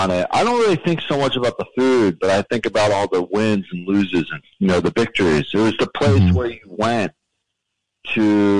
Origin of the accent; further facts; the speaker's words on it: Toms River, New Jersey, United States; now in Brooklyn, United States; I grew up in Jersey, though.